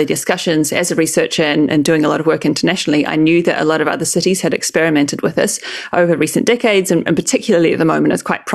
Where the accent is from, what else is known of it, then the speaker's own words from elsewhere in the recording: New Zealand; moved away as an adult; also born or lived in Auckland, New Zealand; I grew up in New Zealand. I lived in Auckland for 5 to 6 years before I shifted overseas when I came to do my PhD.